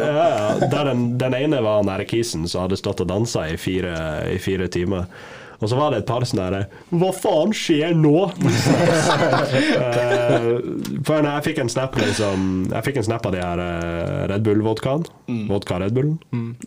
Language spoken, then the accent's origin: Norwegian; Lofoten, Nordland, Norway; jeg er fra Lofoten.